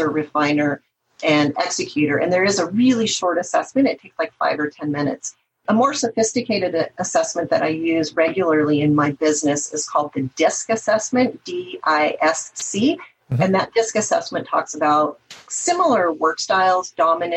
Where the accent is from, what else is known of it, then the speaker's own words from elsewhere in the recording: the Northwest, Pacific Northwest, United States; I'm from the Northwest